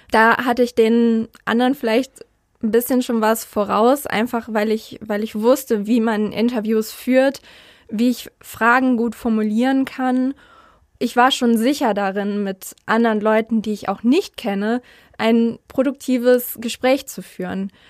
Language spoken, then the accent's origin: German; North Rhine-Westphalia, Germany; ich bin nämlich eigentlich im Rhein-Sieg-Kreis aufgewachsen und bin da zur Schule gegangen